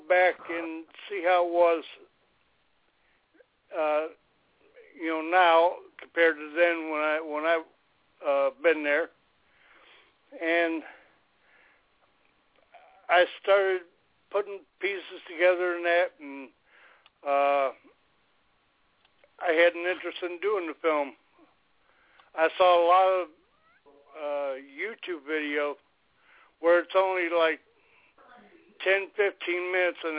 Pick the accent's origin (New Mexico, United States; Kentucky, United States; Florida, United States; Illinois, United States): Illinois, United States; Chicago; moved away; I'm from Chicago. I used to live there for 40-plus years